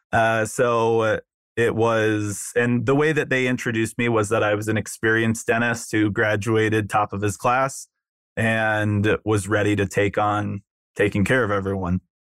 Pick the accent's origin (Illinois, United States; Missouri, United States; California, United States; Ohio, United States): California, United States; Newport Beach; moved away as an adult; also born or lived in Chicago; I grew up in Southern California, Newport Beach